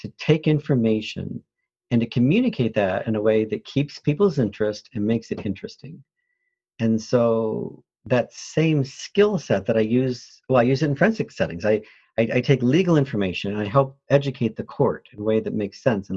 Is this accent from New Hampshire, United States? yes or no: no; Flint, Michigan, United States; also born or lived in New Orleans, Louisiana; I was born in New Orleans, Louisiana, but raised in Flint, Michigan